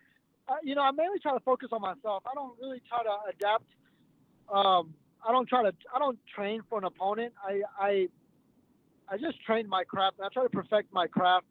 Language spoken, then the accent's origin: English; Texas, United States; because I'm from Texas